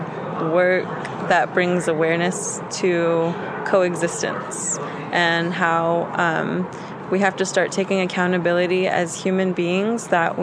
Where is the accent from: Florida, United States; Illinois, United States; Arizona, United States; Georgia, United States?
Arizona, United States; Phoenix; I am from Phoenix, Arizona.